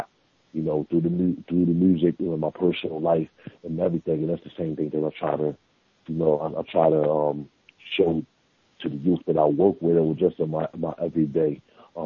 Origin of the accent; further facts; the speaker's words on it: New York City, New York, United States; I'm from Staten Island